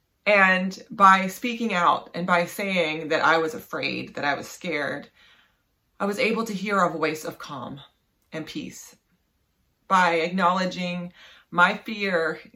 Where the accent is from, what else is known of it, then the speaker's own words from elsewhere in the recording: West Virginia, United States; moved away; I grew up in West Virginia, and we don't have tornadoes in West Virginia